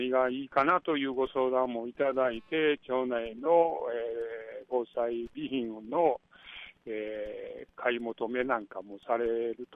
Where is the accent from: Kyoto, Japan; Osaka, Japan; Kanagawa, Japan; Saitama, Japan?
Kyoto, Japan; 私の地元の新八小学校で、